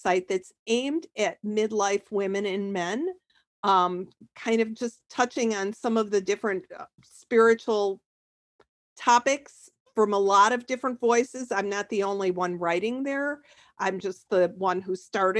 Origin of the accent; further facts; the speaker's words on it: Chicago, Illinois, United States; moved away as an adult; now in Sarasota, United States; I'm from the Chicago area, spent most of my life there